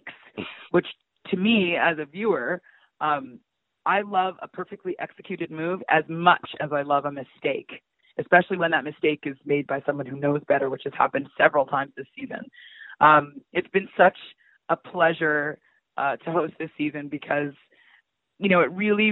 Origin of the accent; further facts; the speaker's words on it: Toronto, Ontario, Canada; I'm from North York, but I was very sheltered